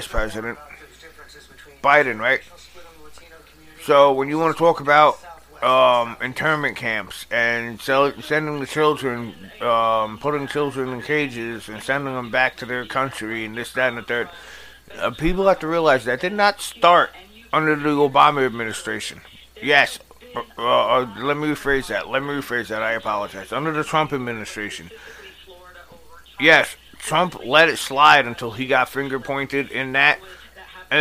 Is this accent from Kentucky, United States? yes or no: no; New York, United States; New York, my home state, my hometown